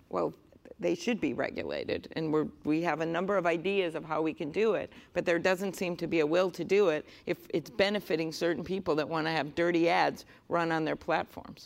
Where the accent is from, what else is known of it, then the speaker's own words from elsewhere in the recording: Midwest, United States; I'm from the Midwest.